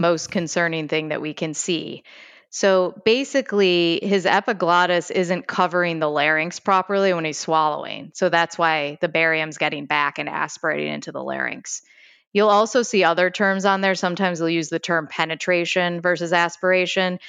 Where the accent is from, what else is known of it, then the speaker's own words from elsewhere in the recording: Chicago, Illinois, United States; accent: Chicago; I'm from Chicago, so I have a little bit of a Chicago accent